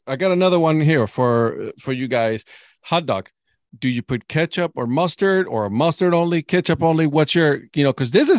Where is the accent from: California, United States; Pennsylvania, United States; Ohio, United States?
Ohio, United States; Cleveland; But yeah, I'm from Cleveland, so we gotta have our Burtman's, you know, spicy mustard with some ketchup.